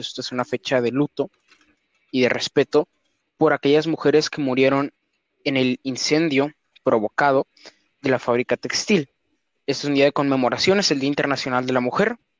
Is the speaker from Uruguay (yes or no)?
no; Mexico; en mi país, en México